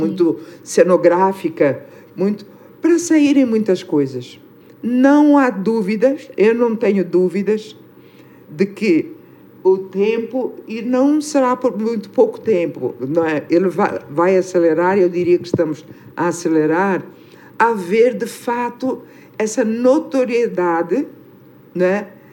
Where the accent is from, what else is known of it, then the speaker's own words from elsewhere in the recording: Angola; moved away; sermos do mesmo país